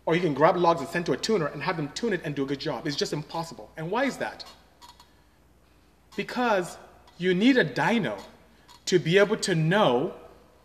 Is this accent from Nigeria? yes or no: yes; Nigeria; moved away; I'm from Nigeria, to be exact.